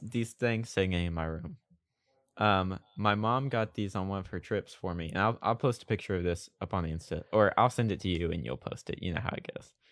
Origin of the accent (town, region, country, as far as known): Oklahoma, United States; born or raised there